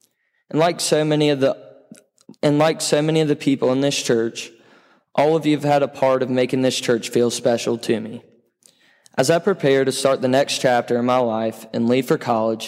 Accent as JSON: {"language": "English", "town": "Dothan", "region": "Alabama", "country": "United States", "tie": "born or raised there", "also_born_or_lived": "Jacksonville, Florida"}